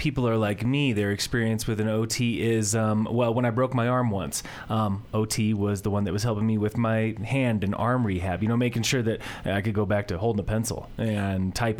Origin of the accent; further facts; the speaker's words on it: Summit County, Colorado, United States; my hometown of Summit County, Colorado, Ski Country, USA.